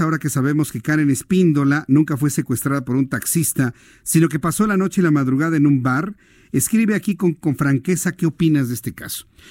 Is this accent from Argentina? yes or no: no; Mexico; accent: cantadito; aquí en México también es algo difícil el español neutro. Aunque usted y yo nos escuchemos normales, nos dicen que cantamos, que tenemos un cantadito.